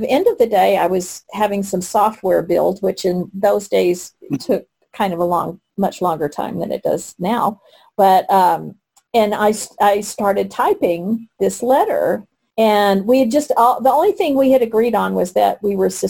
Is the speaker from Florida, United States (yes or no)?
no; Texas, United States; now in Colorado, United States; I grew up in Texas, and you know, and then we were in Colorado